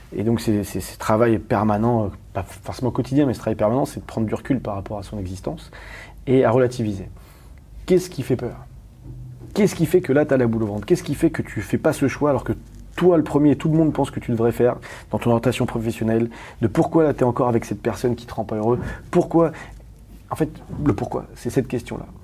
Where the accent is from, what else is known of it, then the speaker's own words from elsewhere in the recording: Paris, Île-de-France, France; je suis parisien